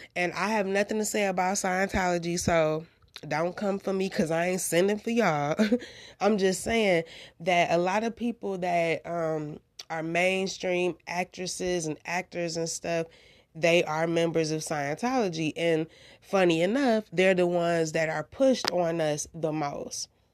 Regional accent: United States; I'm from the United States of America

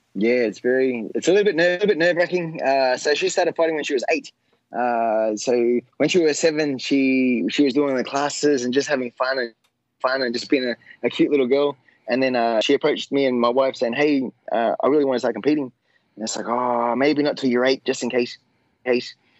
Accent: Australia; my hometown

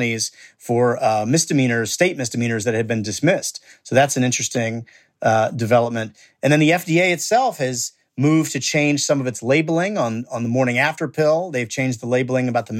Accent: Indiana, United States; my home state of Indiana

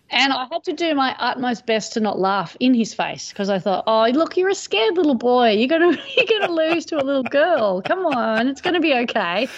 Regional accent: Manly, New South Wales, Australia; growing up in Manly

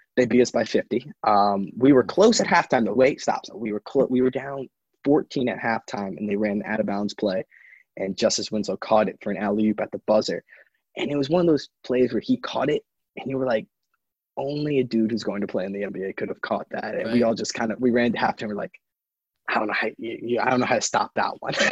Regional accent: New York City, New York, United States; I grew up on the Upper East Side of New York

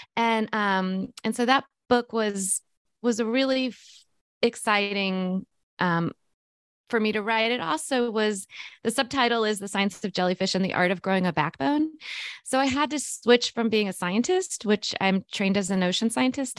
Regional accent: Missouri, United States; I grew up in Missouri, which is the center of North, you know, of, of the United States

